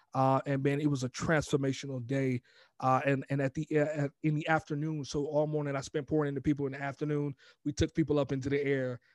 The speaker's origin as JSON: {"language": "English", "town": "Glen Allen", "region": "Virginia", "country": "United States", "tie": "born or raised there", "also_born_or_lived": "New York", "moved": "as an adult", "lives_now": "California, United States", "said": "born in New York, raised in, in Glen Allen, Virginia, man, and then joined the Marine Corps at eighteen, and I've been in California ever since."}